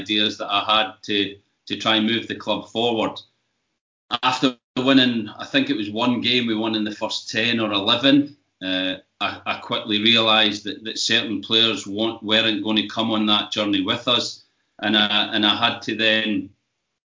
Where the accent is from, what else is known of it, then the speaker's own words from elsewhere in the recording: Scotland, United Kingdom; growing up in Scotland